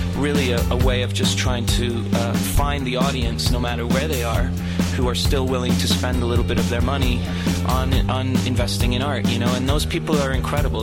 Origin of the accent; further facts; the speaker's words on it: Toronto, Ontario, Canada; moved away as an adult; also born or lived in New York; we grew up together and we played music in school together and we grew up in Toronto